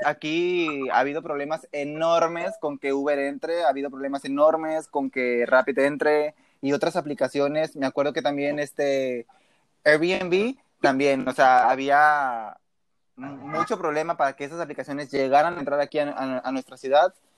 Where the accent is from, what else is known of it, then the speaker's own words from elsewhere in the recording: Matamoros, Tamaulipas, Mexico; ahí vivo yo, ahí es mi ciudad